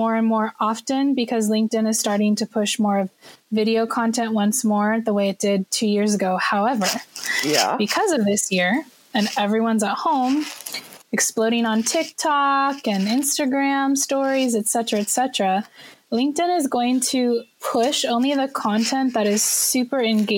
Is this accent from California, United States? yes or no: yes; California, United States; now in Shanghai, China; I'm a Californian, but I happen to live in Shanghai, China